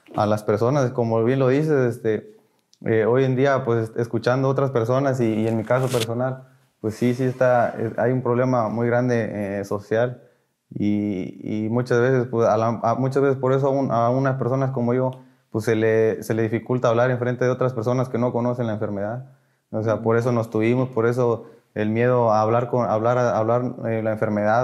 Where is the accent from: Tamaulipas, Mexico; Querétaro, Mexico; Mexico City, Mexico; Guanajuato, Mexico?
Tamaulipas, Mexico; Ciudad Victoria; soy de aquí de Ciudad Victoria